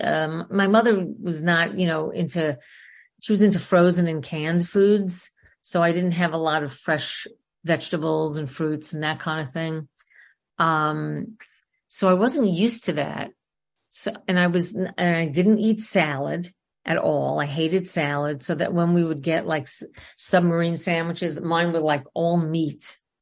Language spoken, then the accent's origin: English; New York City, New York, United States; I grew up in New York, in Queens specifically